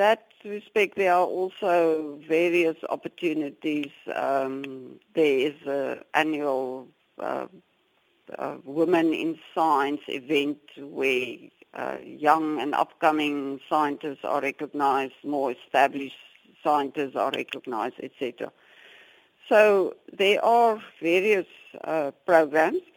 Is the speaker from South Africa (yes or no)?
yes; South Africa; as South African Africans scientists